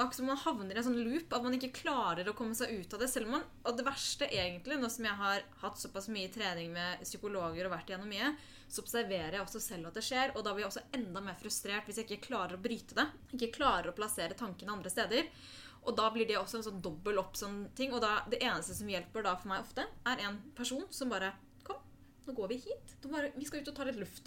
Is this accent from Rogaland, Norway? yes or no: no; Oslo, Norway; Født og oppvokst i Oslo, og bor der også i dag